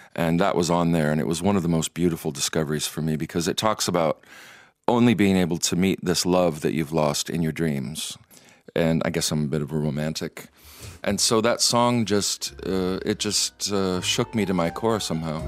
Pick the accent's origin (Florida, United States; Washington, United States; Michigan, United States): Michigan, United States; now in Iceland; young Methodist boy, and growing up in Michigan